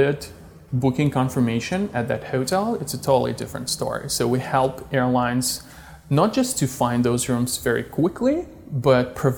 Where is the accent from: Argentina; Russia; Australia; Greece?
Russia; moved away as an adult; also born or lived in Czech Republic / Silicon Valley; Originally, I am from Russia. When I was 20, I moved to the Czech Republic.